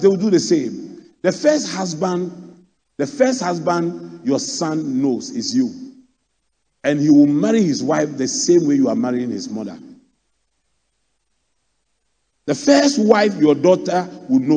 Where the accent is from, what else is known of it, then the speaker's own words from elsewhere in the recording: Accra, Greater Accra, Ghana; I grew up in Adabraka